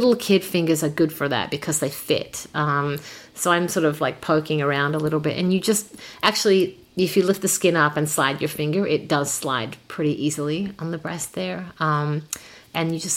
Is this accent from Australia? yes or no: yes; Adelaide, South Australia, Australia; moved away as an adult; also born or lived in Brussels, Belgium / France; now in Toronto, Canada; I was born in Adelaide, in South Australia.